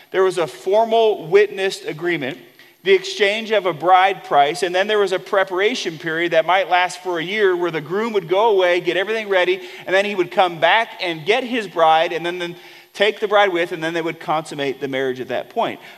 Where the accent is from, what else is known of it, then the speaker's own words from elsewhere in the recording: Wink, Texas, United States; So we would have to say, oh, yeah, I'm from Wink. Where's Wink? Well, Wink's in West Texas.